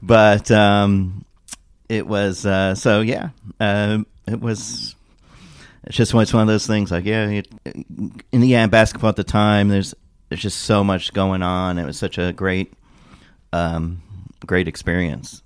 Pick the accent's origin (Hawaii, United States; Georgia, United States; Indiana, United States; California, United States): Indiana, United States; Indianapolis; I grew up in Indianapolis, or moved there when I was ten.